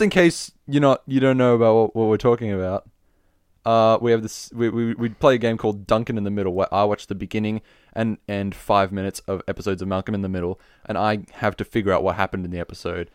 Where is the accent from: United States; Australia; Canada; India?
Australia; I'm an Australian